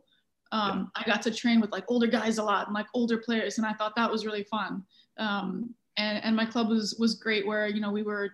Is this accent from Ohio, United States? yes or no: no; Hawaii, United States; I grew up in Hawaii